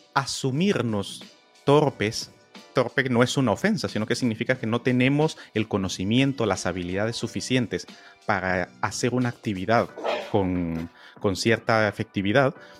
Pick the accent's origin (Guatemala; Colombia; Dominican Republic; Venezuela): Guatemala; yo nací en Guatemala